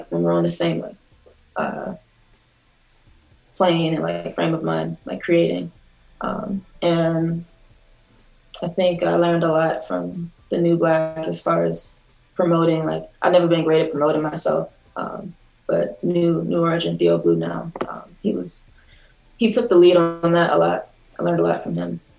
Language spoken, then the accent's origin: English; Ewing, New Jersey, United States; also born or lived in East Orange, New Jersey; I grew up in central New Jersey, in Ewing.